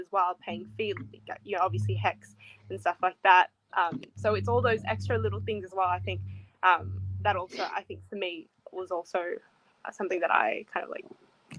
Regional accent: Australia; I feel like for me, citizenship is different because I was born here, but but I was still on my parents still had like an Indonesian passport, so we were with that for a while.

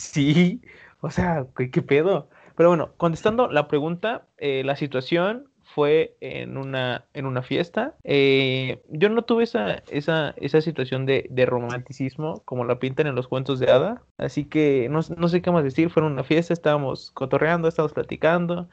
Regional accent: Veracruz, Mexico; Soy de Veracruz, soy de rancho

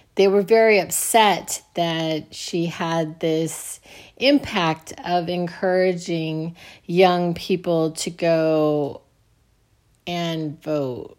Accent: United States

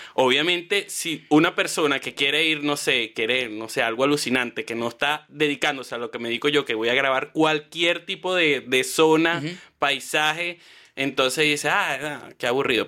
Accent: Valle de la Pascua, Guárico, Venezuela; moved away as an adult; also born or lived in Caracas / Puerto La Cruz; now in Chile; soy de Guárico. Yo, bueno, te voy a decir, yo nací en Caracas, pero como a los, no sé, mi mamá me dice como a los tres días me fui para Vallela, me llevaron para Vallela Pascua, que es en Guárico

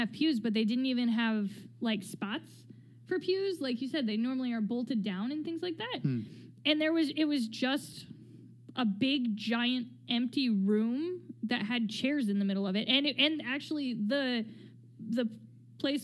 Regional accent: United States; we're from the States

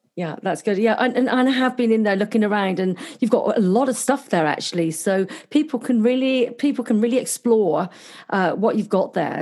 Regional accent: Cornwall, South West England, United Kingdom; now in Gold Coast, Australia; I'm actually Cornish, which is the other end of uh, England.

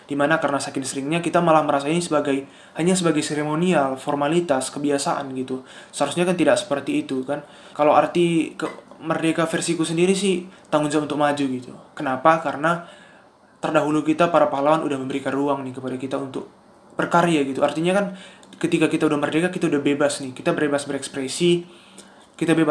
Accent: Medan, North Sumatra, Indonesia; Aku seorang mahasiswa, uh, asalku dari Sumatera Utara, Medan.

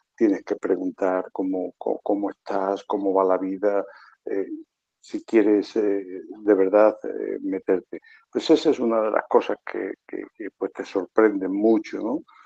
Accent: Extremadura, Spain; moved away as an adult; also born or lived in Zimbabwe; Yo soy extremeño, y bueno, los extremeños tenemos fama de que, de que no sabemos hablar muy bien, ¿no? nos comemos mucho las palabras

